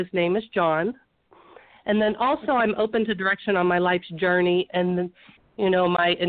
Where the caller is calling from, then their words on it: Aliquippa, Pennsylvania, United States; I'm calling from Aliquippa, Pennsylvania.